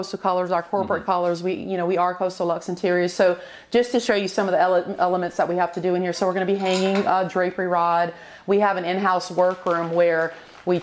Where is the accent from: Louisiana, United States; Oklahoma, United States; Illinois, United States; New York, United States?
Louisiana, United States; moved away; I'm from Louisiana